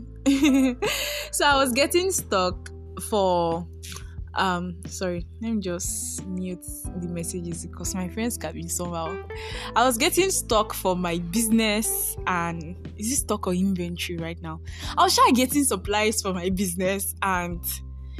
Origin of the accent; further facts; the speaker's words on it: Nigeria; also born or lived in Ondo, Nigeria; I am a Nigerian based in Nigeria.